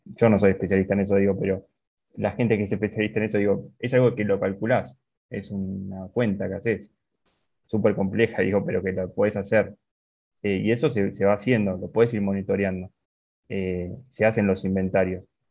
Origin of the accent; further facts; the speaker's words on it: Argentina; como argentino